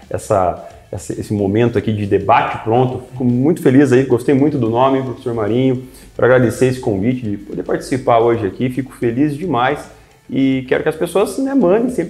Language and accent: Portuguese; Curitiba, Paraná, Brazil; born there; now in São José dos Pinhais, Brazil; É, nasci em Curitiba, mas vim morar para cá ali no ano de 2011, então sou muito feliz aqui em São José dos Pinhais.